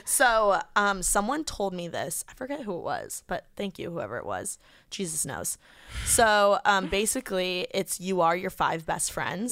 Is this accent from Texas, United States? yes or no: no; Indiana, United States; now in Los Angeles, United States; I'm from Indiana